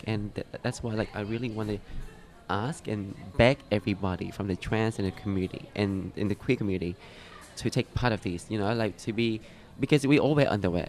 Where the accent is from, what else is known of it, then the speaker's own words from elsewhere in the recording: Vietnam; now in Australia; I'm from Vietnam